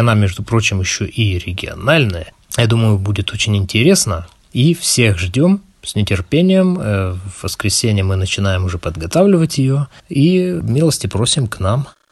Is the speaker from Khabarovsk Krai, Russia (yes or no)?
yes; Khabarovsk, Khabarovsk Krai, Russia; я хабаровчанин